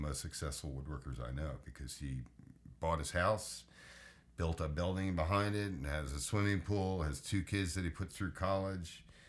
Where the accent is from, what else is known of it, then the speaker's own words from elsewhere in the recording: United States; I'm American, dude. I lived in Europe, but no, I'm sorry. I've been to Europe.